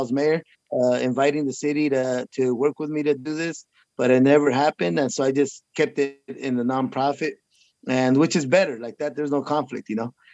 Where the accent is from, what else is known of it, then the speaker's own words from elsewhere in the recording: Huron, California, United States; I am the mayor of the city of Huron, my hometown